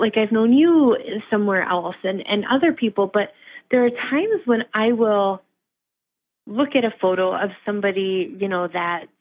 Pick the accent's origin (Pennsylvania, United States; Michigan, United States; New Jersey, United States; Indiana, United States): Pennsylvania, United States; Lehigh Valley; now in Wisconsin, United States; I am originally from Pennsylvania. And, you know, I tell everybody, I'm from the Lehigh Valley